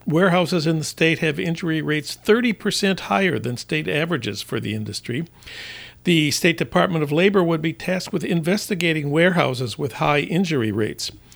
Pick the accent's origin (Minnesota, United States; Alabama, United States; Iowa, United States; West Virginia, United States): Minnesota, United States; Saint Paul; my hometown of St. Paul